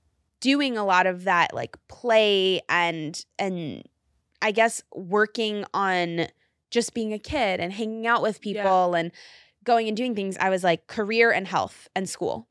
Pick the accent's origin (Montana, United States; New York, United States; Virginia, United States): New York, United States; New York City; I'm a New Yorker, yes, so like, how could, yes, I not?